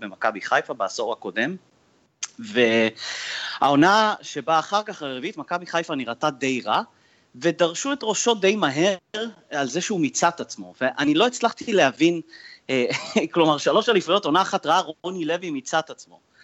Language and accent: Hebrew; Canada; now in Israel; אני מגיע מקנדה